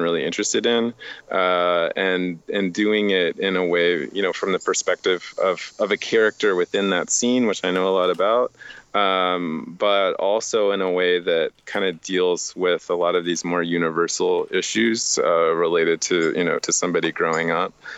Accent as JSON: {"language": "English", "town": "Miami", "region": "Florida", "country": "United States", "said": "I am from Miami"}